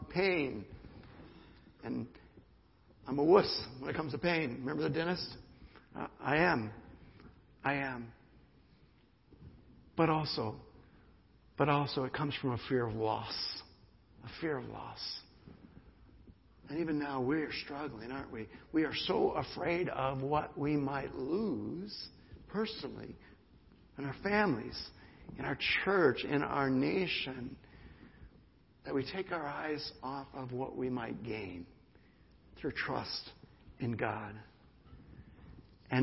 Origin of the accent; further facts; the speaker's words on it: United States; the privilege of being an American